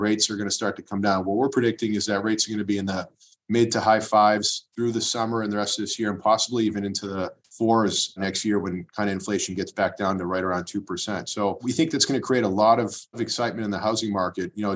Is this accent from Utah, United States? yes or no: no; Watertown, Massachusetts, United States; also born or lived in Waltham / Belmont; local guy raised here in Watertown, went to school in Waltham and live in Belmont now